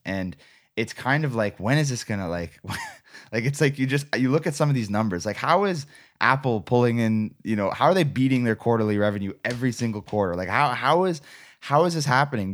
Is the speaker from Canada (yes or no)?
yes; Canada; I love being a Canadian. I love this country.